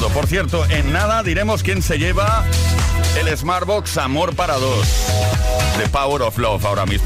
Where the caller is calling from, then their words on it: Leganés, Community of Madrid, Spain; de Leganés.